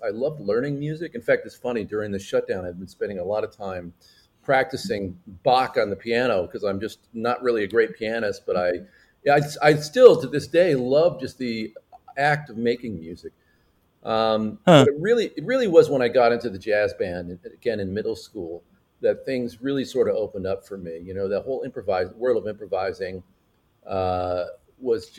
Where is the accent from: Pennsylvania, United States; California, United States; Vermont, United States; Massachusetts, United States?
California, United States; San Francisco Bay Area, Northern; I was born in Northern California in the San Francisco Bay Area.